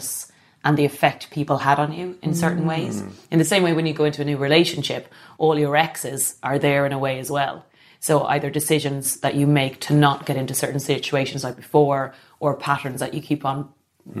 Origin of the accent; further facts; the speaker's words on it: Ireland; being Irish